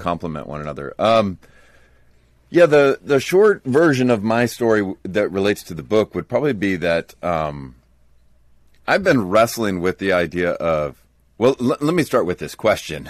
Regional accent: United States; as an American evangelical

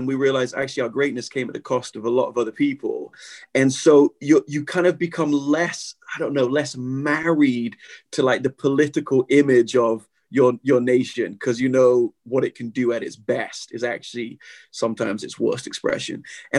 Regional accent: England, United Kingdom; I'm learning my history, you know, as an Englishman.

